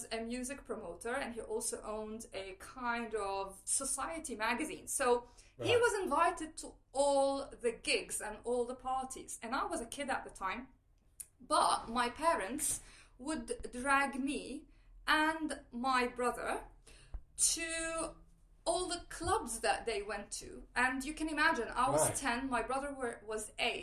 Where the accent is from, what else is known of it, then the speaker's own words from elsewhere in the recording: Lebanon; moved away as an adult; now in London, United Kingdom; I grew up in Lebanon during the Civil War. I lived through most of it.